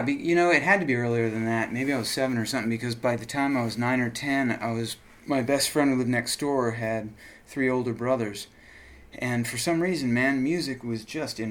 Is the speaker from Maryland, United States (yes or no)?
yes; Rockville, Maryland, United States; I grew up in Rockville, Maryland